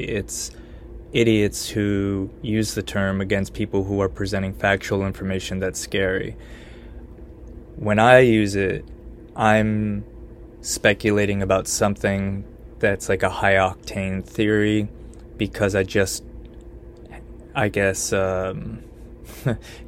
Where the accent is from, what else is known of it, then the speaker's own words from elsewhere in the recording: Connecticut, United States; now in Austin, United States; my home state of Connecticut